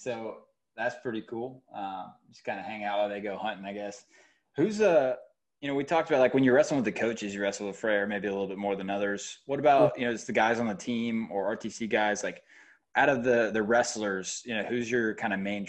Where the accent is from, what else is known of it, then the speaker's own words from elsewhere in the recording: Georgia, United States; Like, trust me, I grew up in Georgia.